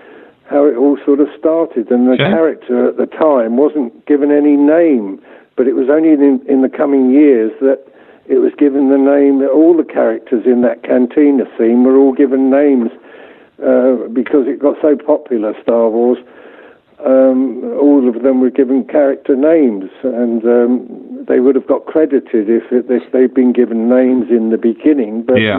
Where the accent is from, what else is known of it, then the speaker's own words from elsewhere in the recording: Hampton, London, United Kingdom; also born or lived in Salonika, Greece / Kent; now in -; My father and mother, they were posted to Greece. They were in the British Army, and I was born in Salonika and lived there for about 4 years. And then we returned to the UK when I was four. We lived in Kent, just outside London.